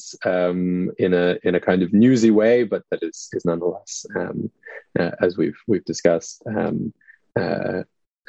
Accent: United States; also born or lived in Moscow, Russia; now in Tokyo, Japan; I'm an American.

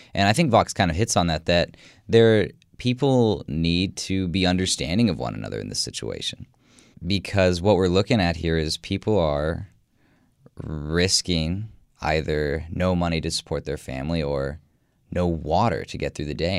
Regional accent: Midwest, United States; I'm obviously from the Midwest and from the United States

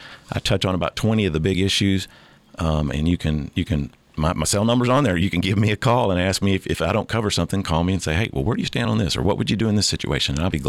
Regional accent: United States; And I make no bones about the fact that I'm an American first.

